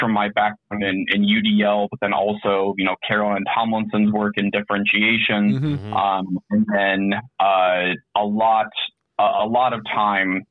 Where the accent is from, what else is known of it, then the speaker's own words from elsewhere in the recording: Indianapolis, Indiana, United States; I'm an educator from Indianapolis, Indiana